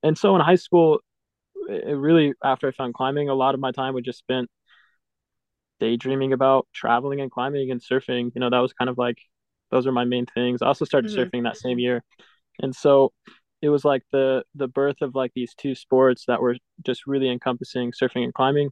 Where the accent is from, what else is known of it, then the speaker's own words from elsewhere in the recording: Houston, Texas, United States; I'm from Houston. That's where I grew up